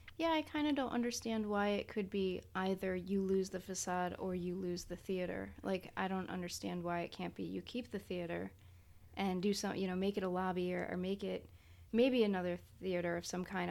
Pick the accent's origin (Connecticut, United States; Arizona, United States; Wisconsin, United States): Connecticut, United States; moved away as an adult; now in New Orleans, United States; I grew up in Connecticut